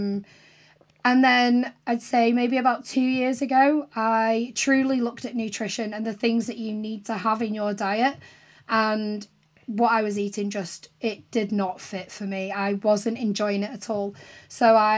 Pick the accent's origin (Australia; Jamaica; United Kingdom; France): United Kingdom; St Helens, North West England; moved away; I grew up in St. Helens, which isn't too far from Liverpool. It's kind of between Liverpool and Manchester.